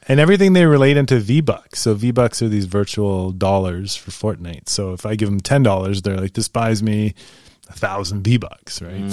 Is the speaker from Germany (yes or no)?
yes; Northern Germany, Germany; I'm from North Germany